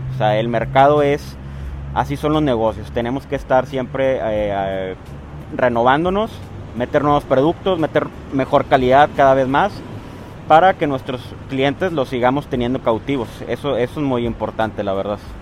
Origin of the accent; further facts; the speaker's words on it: Matamoros, Tamaulipas, Mexico; also born or lived in Guadalajara; ¿por qué no empezarla en mi ciudad natal? Porque la idea también era aquí en, Matamoros